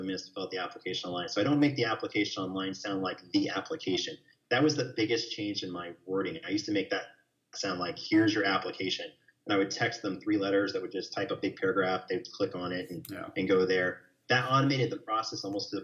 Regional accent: New York, United States; now in Texas, United States; I'm from New York and we tend to be a little bit more wordy about, you know, negativity

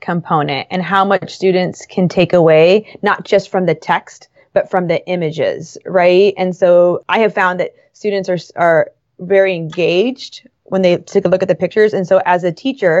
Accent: Los Angeles, California, United States; I grew up in Los Angeles

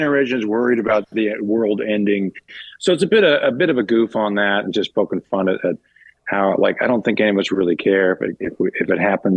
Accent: Canada; now in Los Angeles, United States; all of us being growing up in Canada

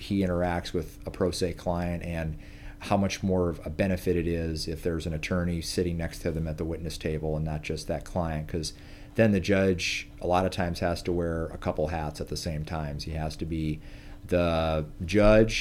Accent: Omaha, Nebraska, United States; I am from Omaha, Nebraska, and Omaha native

